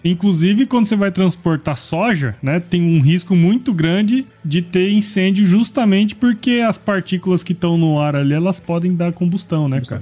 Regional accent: Cuiabá, Mato Grosso, Brazil; moved away; Eu sou cuiabano, eu gosto de calor, sabe? Eu moro aqui

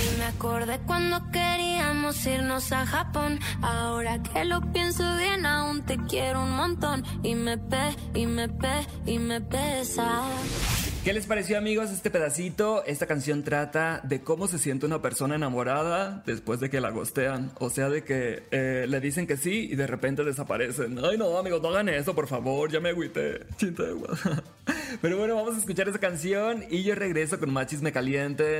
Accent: Mexico; somos mexicanos

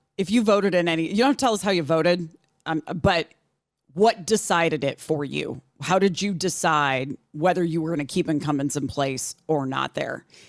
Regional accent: Illinois, United States; moved away as an adult; when I lived in Illinois, um, Adam Kinzinger, who went on to become a congressman from Illinois for quite a while until recently, um, he is from my hometown

